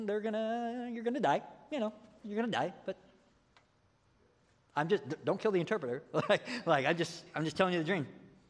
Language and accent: English; United States; we love to do this thing as American Christians